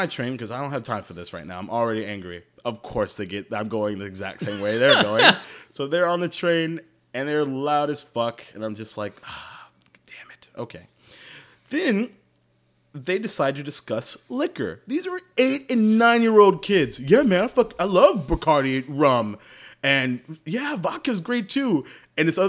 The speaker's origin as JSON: {"language": "English", "town": "Jacksonville", "region": "Florida", "country": "United States", "said": "I'm from Jacksonville, Florida."}